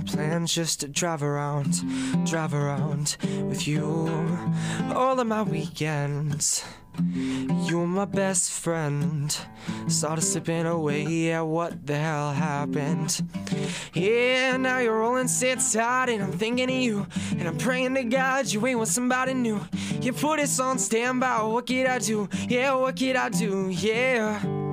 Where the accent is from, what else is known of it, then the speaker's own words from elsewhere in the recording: Ottawa, Ontario, Canada; in Ottawa, we don't have a lot of tall buildings